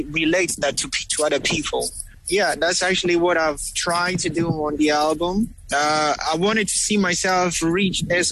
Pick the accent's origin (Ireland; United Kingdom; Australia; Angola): Angola; first language Kikongo; English is a second language; also born or lived in Uíge, Angola / Luanda, Angola; Kikongo is my mother tongue. It's actually the first language I've heard when I was born, obviously. But since I grew up between Wij and Luanda, Wij is it's actually in the northern Angola